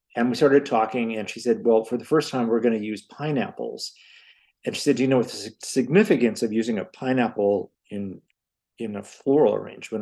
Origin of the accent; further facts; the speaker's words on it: Hammond, Indiana, United States; now in Chicago, United States; I grew up in Hammond, Indiana, where almost everyone in my family worked in the steel mills except me